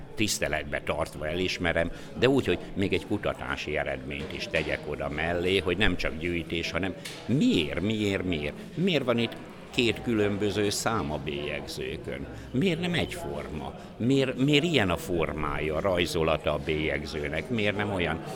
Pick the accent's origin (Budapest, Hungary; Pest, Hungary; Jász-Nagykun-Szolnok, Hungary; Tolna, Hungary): Tolna, Hungary; Dunaföldvár; tíz éves koromba, tehát amikor egy negyedik, ötödikes voltam, mert 55-ben születtem, Dunaföldváron laktunk